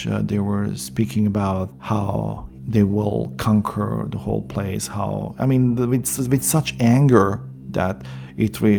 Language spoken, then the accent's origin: English; Srebrenica, Republika Srpska, Bosnia & Herzegovina; English is a second language; I'm from Srebrenica. I'm mm, a um, survivor of the genocide.